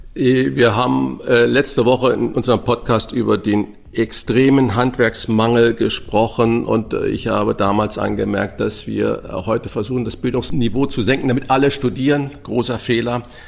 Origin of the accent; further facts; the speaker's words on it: St. Ingbert, Saarland, Germany; now in Hamburg, Germany; ich bin ja in St. Ingbert geboren